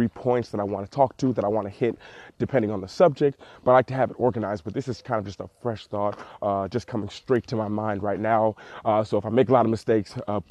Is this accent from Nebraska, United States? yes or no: no; Cleveland, Ohio, United States; I'm actually currently here in Cleveland, Ohio, my hometown